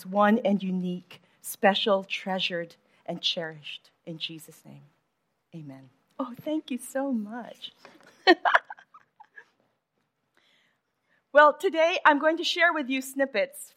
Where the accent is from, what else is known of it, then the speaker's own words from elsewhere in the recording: Manila, Metro Manila, Philippines; I grew up in Manila